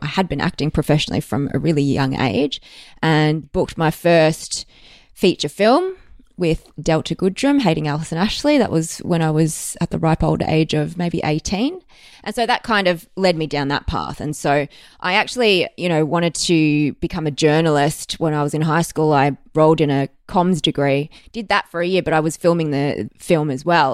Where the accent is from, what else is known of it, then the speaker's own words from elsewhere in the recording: Melbourne, Victoria, Australia; I was born in Melbourne. I've spent most of my life here.